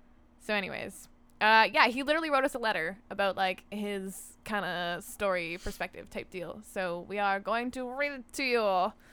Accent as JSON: {"language": "English", "region": "Ontario", "country": "Canada", "tie": "born or raised there", "said": "So, I grew up in Northern Ontario in a town populated predominantly by black flies and trees, but there were some people there too."}